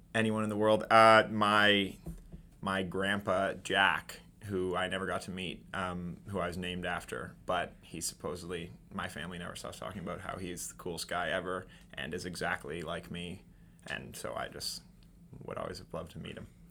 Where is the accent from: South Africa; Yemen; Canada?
Canada; Toronto, Ontario; moved away as an adult; now in Kingston, Canada; I'm also from Toronto